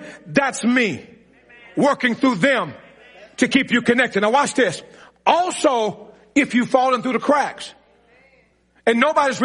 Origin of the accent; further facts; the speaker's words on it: Mississippi, United States; I'm from Mississippi